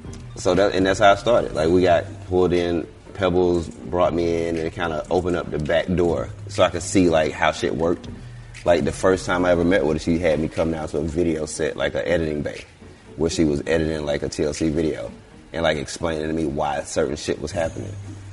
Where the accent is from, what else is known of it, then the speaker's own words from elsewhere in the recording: Atlanta, Georgia, United States; Okay, yeah. I'm from Vine.